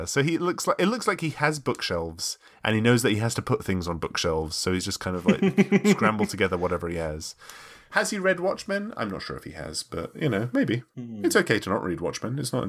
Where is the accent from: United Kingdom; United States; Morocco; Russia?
United Kingdom; I had the luxury of growing up in Europe